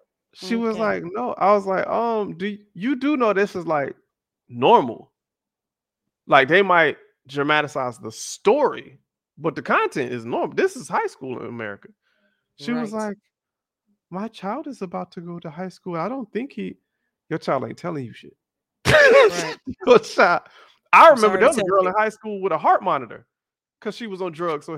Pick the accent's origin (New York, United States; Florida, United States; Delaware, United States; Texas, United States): Florida, United States; Miami; I was the American, like, hi guys. So where are you from? Miami.